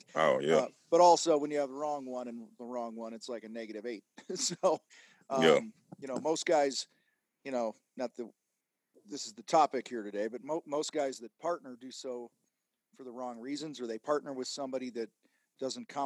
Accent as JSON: {"language": "English", "area": "outside of Chicago", "region": "Illinois", "country": "United States", "tie": "born or raised there", "said": "I grew up outside of Chicago"}